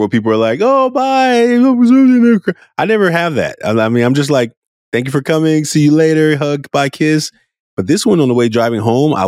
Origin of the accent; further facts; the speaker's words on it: Oakland, California, United States; I was a very emotional little boy growing up in Oakland, California